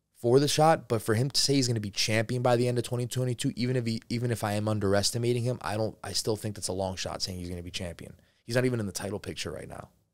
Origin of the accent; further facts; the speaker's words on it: New Jersey, United States; I'm from New Jersey